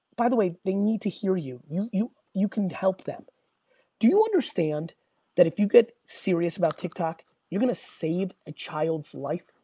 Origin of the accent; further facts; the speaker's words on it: Edison, New Jersey, United States; also born or lived in Hunterdon County, New Jersey; I would have went to J.P. Stevens